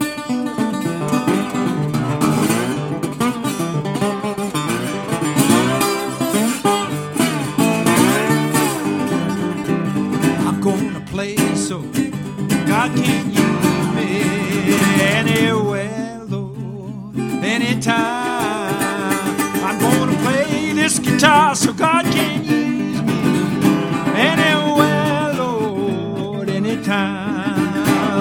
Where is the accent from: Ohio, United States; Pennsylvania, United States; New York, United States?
Pennsylvania, United States; now in Canada; I was born in Pennsylvania